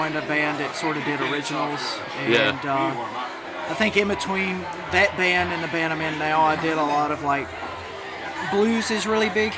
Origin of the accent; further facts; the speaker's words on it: Lewisburg, Tennessee, United States; now in Nashville, United States; A small town called Lewisburg here in Tennessee.